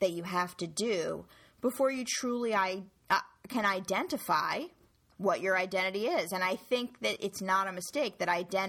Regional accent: New York, United States; I was born and raised in New York

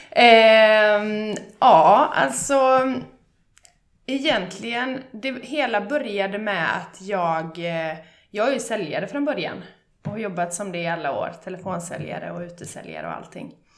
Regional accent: Bollebygd, Västra Götaland, Sweden; jag är från Bollebygd

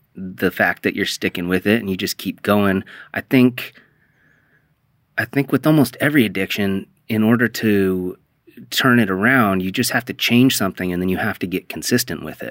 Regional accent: The Dalles, Oregon, United States; now in Portland, United States; you and I grew up in the Dalles

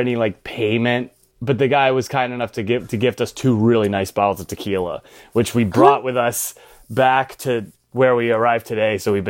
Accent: Pennsylvania, United States; She's from Ohio. I'm from Pennsylvania, and all these things are mentioned in Around the World.

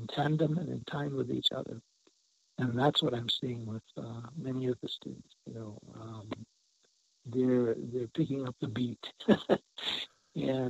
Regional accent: Santa Clara Pueblo, New Mexico, United States; I'm from Santa Clara Pueblo, Tewa Indian

